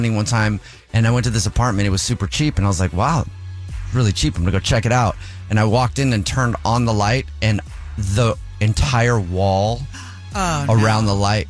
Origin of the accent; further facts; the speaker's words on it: Hawaii, United States; I grew up in Hawaii for a little while, you know, so they have cockroaches are huge.